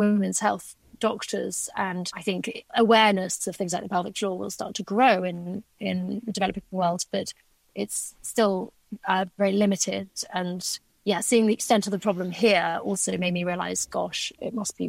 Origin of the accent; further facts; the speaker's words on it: Shrewsbury, West Midlands, United Kingdom; also born or lived in East Africa; I was born actually in Shrewsbury at that hospital